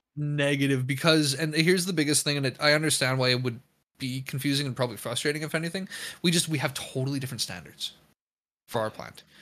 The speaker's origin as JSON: {"language": "English", "country": "Canada", "said": "me as a Canadian"}